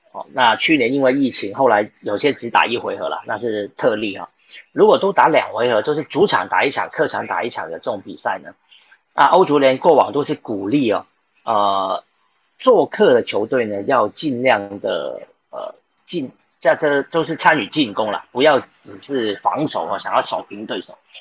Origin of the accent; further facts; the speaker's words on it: Taiwan; 我们台湾人